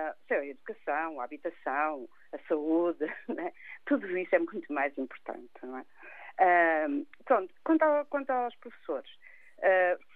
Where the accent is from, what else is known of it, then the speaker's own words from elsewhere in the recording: Portugal; E, portanto, somos nós portugueses, somos nós Portugal.